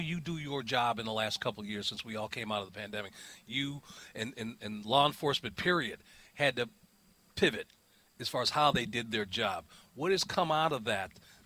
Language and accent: English; Chicago, Illinois, United States